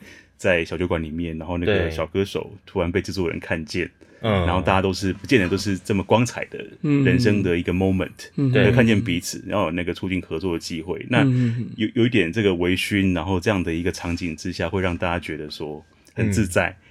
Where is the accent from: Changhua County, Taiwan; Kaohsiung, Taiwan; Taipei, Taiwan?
Changhua County, Taiwan; 都是我们彰化人